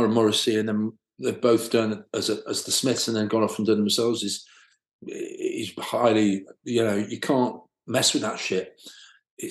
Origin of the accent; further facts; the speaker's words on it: Manchester, North West England, United Kingdom; growing up in Manchester